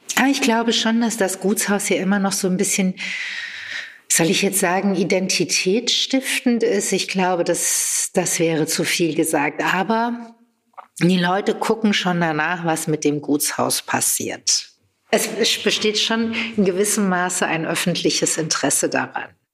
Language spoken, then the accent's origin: German; Frankfurt, Hesse, Germany; moved away as an adult; also born or lived in Berlin; now in Buschhof, Germany; Wir kommen aus Frankfurt beide und ich habe einige Jahre in Berlin gelebt